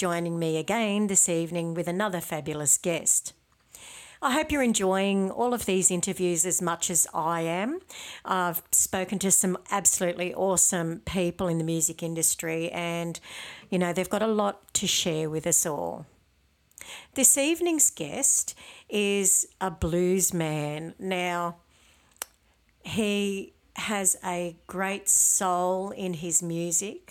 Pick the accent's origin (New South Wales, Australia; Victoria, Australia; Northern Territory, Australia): New South Wales, Australia; Tenterfield; now in Sydney, Australia; I'm from Tenterfield myself